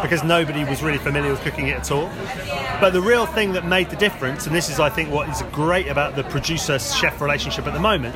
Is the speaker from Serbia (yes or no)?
no; Axminster, South West England, United Kingdom; moved away as an adult; also born or lived in London; I grew up in Devon. Me and my partner moved back to where I grew up